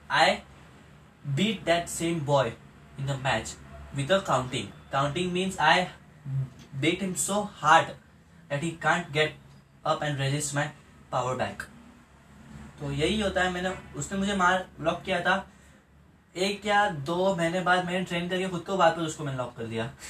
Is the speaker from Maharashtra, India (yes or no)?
yes; Pune, Maharashtra, India; मैं पुणे महाराष्ट्र इंडिया से हूँ